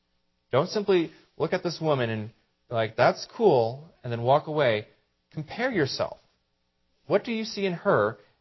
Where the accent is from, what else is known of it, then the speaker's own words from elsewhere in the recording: Greenville, United States; But you up here in the mountains, I'm from Greenville, probably deal with this more often than I do.